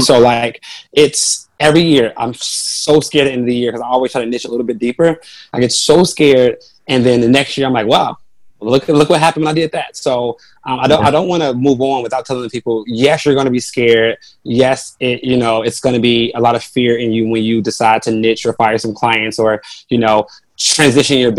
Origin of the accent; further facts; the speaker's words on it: Chicago, Illinois, United States; I grew up on the South Side of Chicago, in low income neighborhood